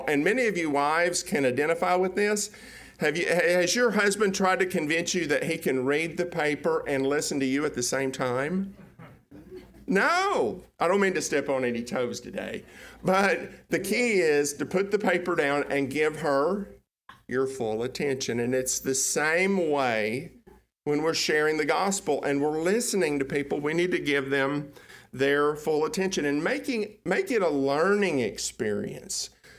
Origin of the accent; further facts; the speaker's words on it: Tennessee, United States; People now don't think I'm from Tennessee. They think I'm from East Texas.